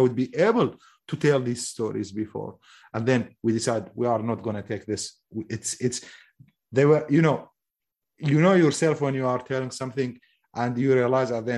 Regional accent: Mosul, Nineveh, Iraq; I am from the occupied Mosul.

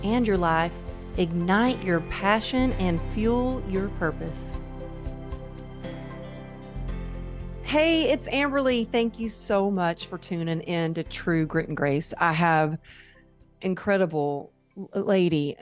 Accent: Dallas, Texas, United States; It's my hometown

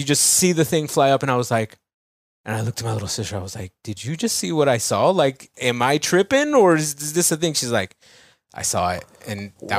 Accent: Santa Maria, California, United States; It's Santa Maria.

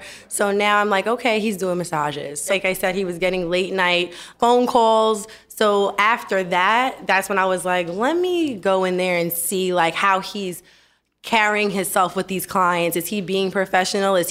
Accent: New York City, New York, United States; I'm from Queens, Long Island

